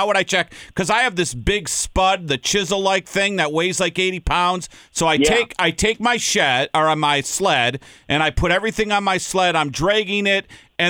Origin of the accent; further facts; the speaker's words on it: Minnesota, United States; now in Ohio, United States; I grew up in Minnesota where the lakes are 50 feet deep.